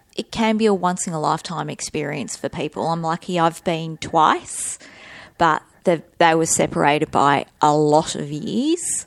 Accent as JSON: {"language": "English", "country": "Australia"}